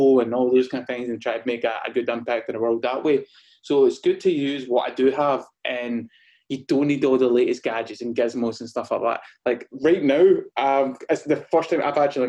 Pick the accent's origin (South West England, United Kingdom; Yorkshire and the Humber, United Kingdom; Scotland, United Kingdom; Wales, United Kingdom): Scotland, United Kingdom; Gourock; moved away as an adult; also born or lived in London; so I'm based in a place called Gourock in Scotland. So it's about 45 minutes away from Glasgow. It's a little beautiful coastal town, and I kind of grew up around here